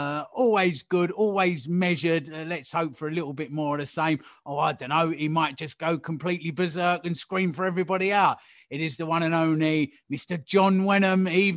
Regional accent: Hackney, London, United Kingdom; I am from Hackney

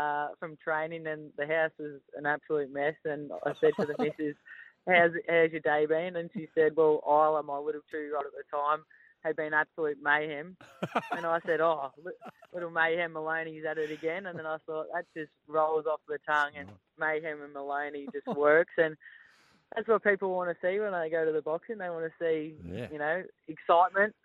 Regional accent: Melbourne, Victoria, Australia; moved away as an adult; now in Northern New South Wales, Australia; We were born and bred in Melbourne, but we moved to Northern New South Wales.

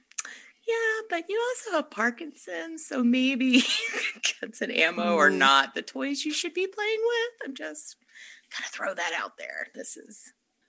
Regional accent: Texas, United States; I'm from Texas.

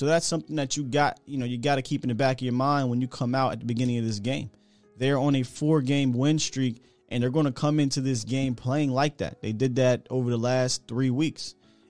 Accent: United States; I grew up on the Gilbert Browns and the Tony Saragusas

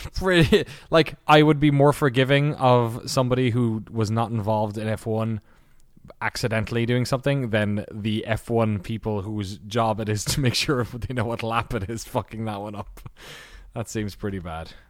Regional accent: Ireland; I'm Irish

